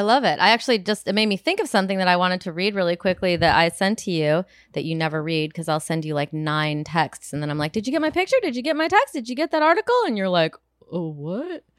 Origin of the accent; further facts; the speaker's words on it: Rockford, Illinois, United States; moved away; my hometown of Rockford